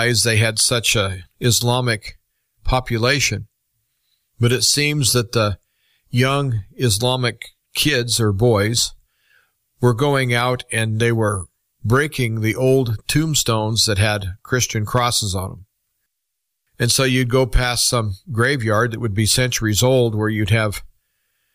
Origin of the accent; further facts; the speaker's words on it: United States; as an American